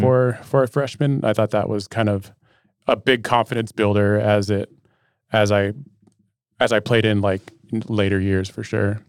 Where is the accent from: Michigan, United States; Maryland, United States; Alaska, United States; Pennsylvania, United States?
Alaska, United States; Metlakatla; I grew up in Metlakahtla, Alaska